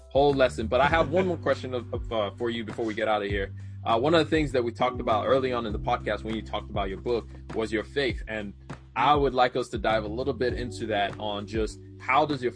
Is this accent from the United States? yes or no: no; Nigeria; from Nigeria